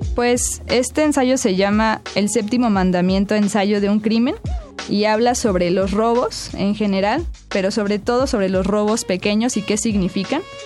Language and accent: Spanish; Tlalnepantla, State of Mexico, Mexico; yo crecí en Tlalnepantla, en el Estado de México.